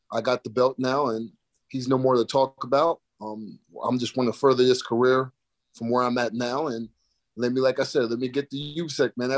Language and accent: English; Albany, New York, United States; moved away as an adult; also born or lived in South Florida / Marquette, Michigan; I'm from Albany, New York, but I've been in South Florida for the past 10 years